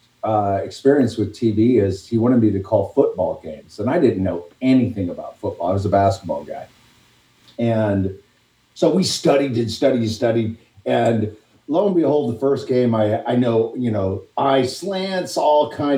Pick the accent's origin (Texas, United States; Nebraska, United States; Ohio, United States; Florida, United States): Ohio, United States; Delphos; moved away as an adult; also born or lived in Virginia / North Carolina; I'm from Delphus, Ohio